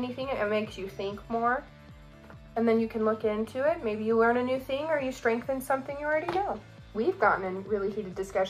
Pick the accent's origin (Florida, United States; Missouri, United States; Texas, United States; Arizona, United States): Arizona, United States; now in Rexburg, United States; we're originally from Arizona.